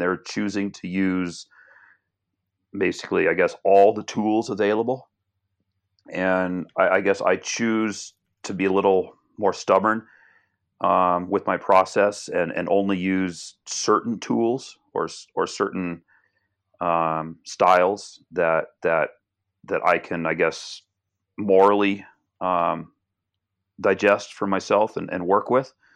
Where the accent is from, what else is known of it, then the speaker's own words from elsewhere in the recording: Portland, Oregon, United States; I was born and raised in Portland, Oregon